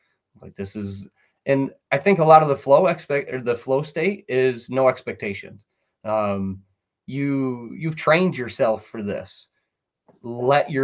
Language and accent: English; Sidney, New York, United States; born and raised on the Susquehanna